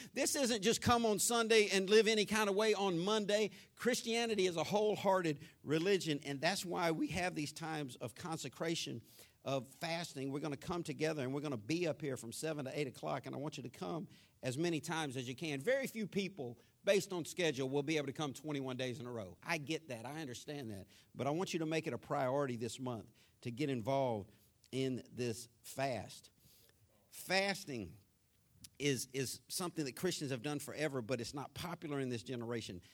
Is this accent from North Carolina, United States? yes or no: no; Jacksonville, Florida, United States; growing up in Florida, North Florida, Jacksonville, born, raised on the west side of Jacksonville